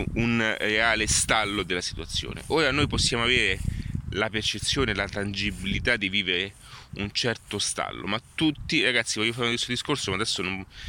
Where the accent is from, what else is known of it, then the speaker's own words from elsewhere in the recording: Italy; Sono nato in Italia